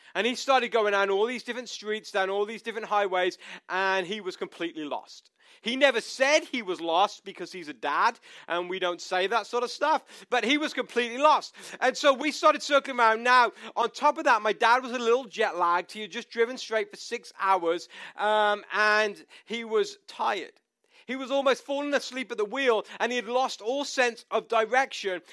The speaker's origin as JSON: {"language": "English", "country": "United Kingdom", "moved": "yes", "said": "we are British"}